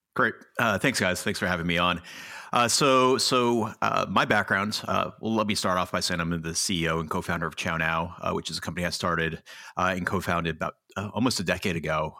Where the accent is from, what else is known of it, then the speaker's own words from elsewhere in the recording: Los Angeles, California, United States; also born or lived in New York; I grew up in Los Angeles